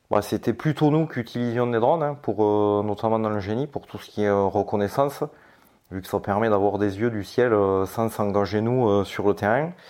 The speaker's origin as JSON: {"language": "French", "country": "France", "said": "bon ben on est français avant tout, donc dans la communauté des, mineurs français"}